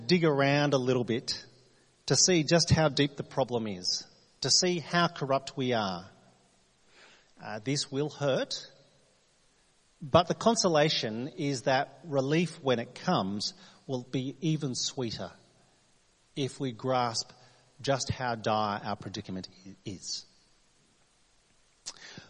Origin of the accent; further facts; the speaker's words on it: New South Wales, Australia; now in Adelaide, Australia; I'm from New South Wales